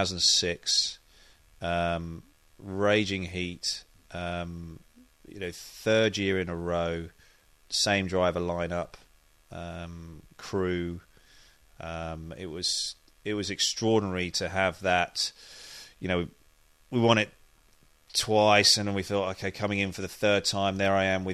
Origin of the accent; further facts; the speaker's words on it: United Kingdom; And it's also strange because I'm a Brit and I'm driving for the American manufacturer and the big American team.